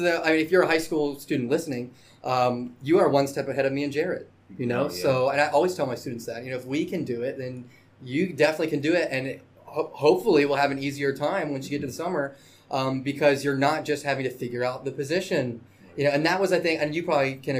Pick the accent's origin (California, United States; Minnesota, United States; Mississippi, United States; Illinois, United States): Mississippi, United States; Biloxi; I'm from here, you know, from Biloxi, you know, so this is my hometown